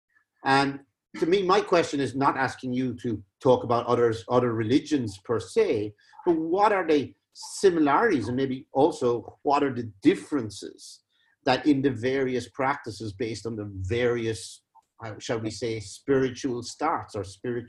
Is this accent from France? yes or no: no; Cork, Munster, Ireland; both of us being from Cork